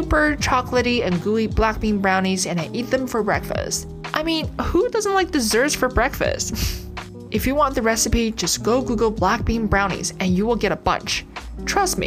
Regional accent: Canada; as a Canadian

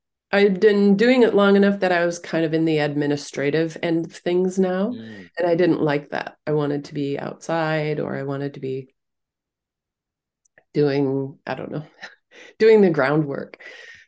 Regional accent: Minnesota, United States; It was snowy, but it was no worse than a Minnesota winter. I grew up in Minnesota.

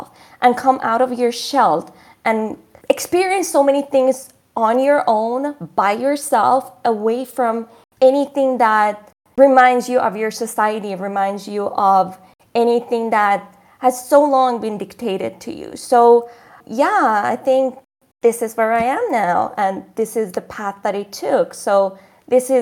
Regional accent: Shiraz, Fars, Iran; moved away; growing up in Iran

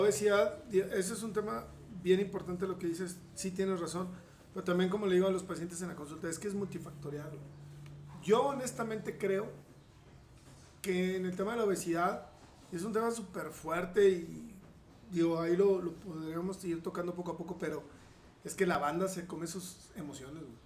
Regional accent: Saltillo, Coahuila, Mexico; moved away as an adult; also born or lived in Mexico City / Spain; now in Piedras Negras, Mexico; yo soy originario de Saltillo y este, aquí estudié, me formé

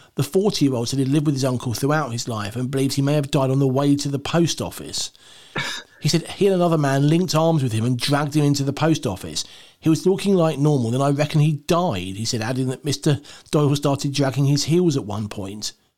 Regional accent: United Kingdom; I'm British.

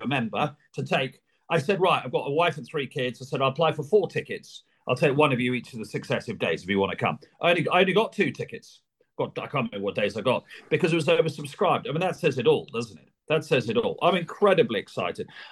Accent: Sussex, South East England, United Kingdom; I'm born and bred in Sussex

